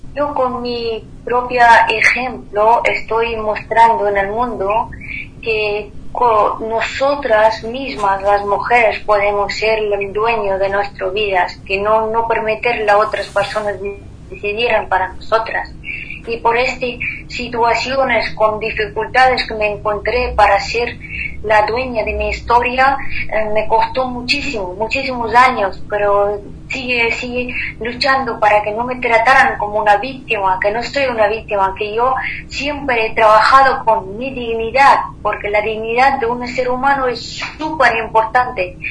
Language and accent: Spanish; Afghanistan; Spanish is a second language; moved away as an adult; now in Spain; yo hasta 21 años viví como un hombre en Afganistán y salí eh, de Afganistán con vestido de chico